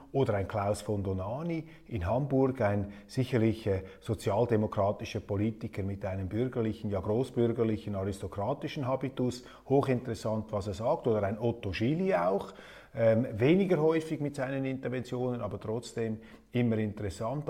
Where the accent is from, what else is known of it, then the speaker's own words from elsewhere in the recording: Switzerland; als Schweizer